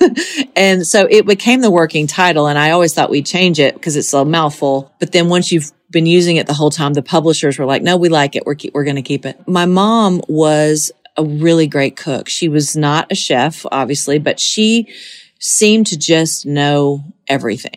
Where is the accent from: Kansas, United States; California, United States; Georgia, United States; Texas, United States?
Georgia, United States; Monticello; moved away as an adult; now in Tennessee, United States; So it really is my hometown forever. I'll always be from Monticello, Georgia.